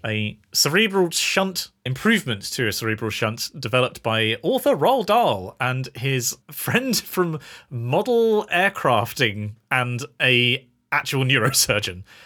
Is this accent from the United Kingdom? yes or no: yes; United Kingdom; we're British